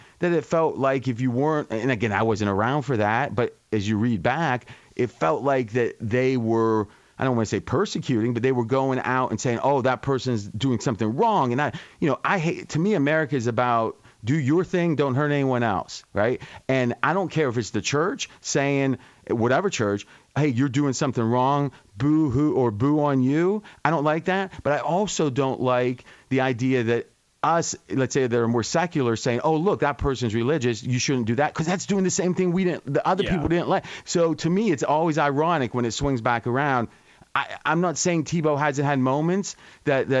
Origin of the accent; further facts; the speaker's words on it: Ohio, United States; now in Las Vegas, United States; in our small town with 4,000 people when I was growing up in Ohio